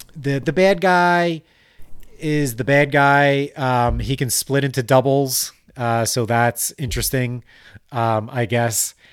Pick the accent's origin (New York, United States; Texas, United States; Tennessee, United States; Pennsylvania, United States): Pennsylvania, United States; Delaware County; accent: Delco; I'm actually from Delco.